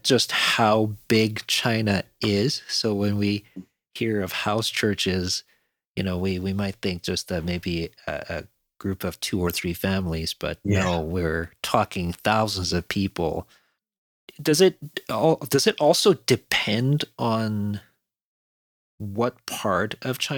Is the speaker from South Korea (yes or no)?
yes; South Korea; now in Canada; I'm originally from South Korea